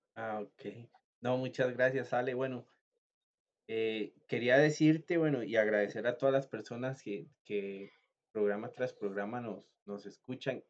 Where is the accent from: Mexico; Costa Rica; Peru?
Costa Rica; yo soy costarricense